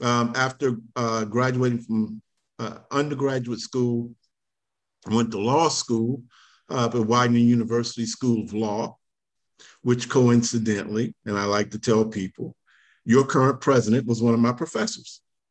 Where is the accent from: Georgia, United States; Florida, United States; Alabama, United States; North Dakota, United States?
Georgia, United States; Columbia County; also born or lived in New York; I grew up in Columbia County, graduated from Evans High School in the 80s.